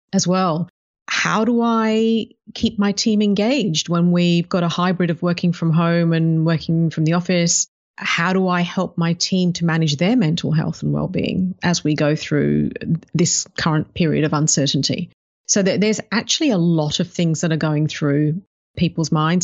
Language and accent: English; United Kingdom; also born or lived in Africa; now in Melbourne, Australia; grew up in the U K